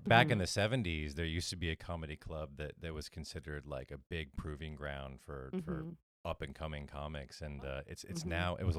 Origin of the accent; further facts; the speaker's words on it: New England, United States; I'm from New England